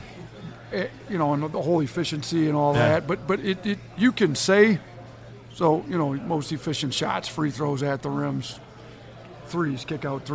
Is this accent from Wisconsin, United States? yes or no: yes; Wisconsin, United States; accent: thick Midwestern; moved away; When I grew up in Wisconsin